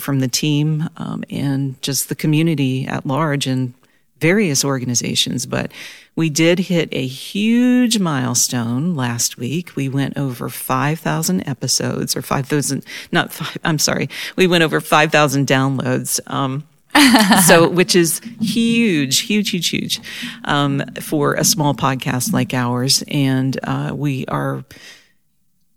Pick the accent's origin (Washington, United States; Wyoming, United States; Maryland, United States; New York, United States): Maryland, United States; Southern; I grew up in Southern Maryland, and my family still lives there